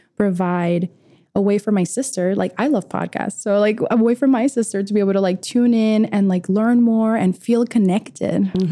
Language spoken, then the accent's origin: English; Venezuela; I was born in South America, Venezuela.